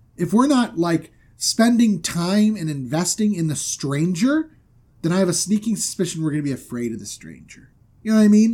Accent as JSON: {"language": "English", "region": "Florida", "country": "United States", "moved": "yes", "said": "I'm from Florida"}